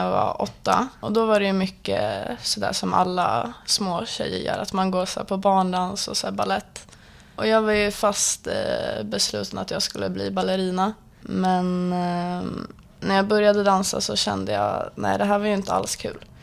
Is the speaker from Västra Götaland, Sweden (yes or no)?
no; Stockholm, Stockholm County, Sweden; born or raised there